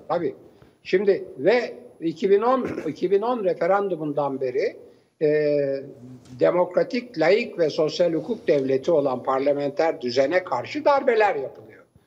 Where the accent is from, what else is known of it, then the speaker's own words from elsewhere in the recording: Turkey; Türk, Türk'üm diyorum